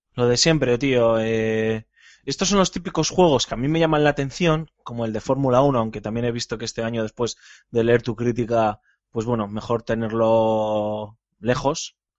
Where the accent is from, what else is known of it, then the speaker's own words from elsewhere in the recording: Bilbao, Basque Country, Spain; yo como buen vasco jugando con el, como buen bilbaíno